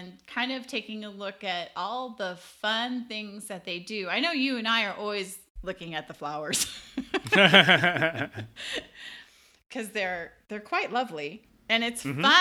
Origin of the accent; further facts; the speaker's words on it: California, United States; I grew up in California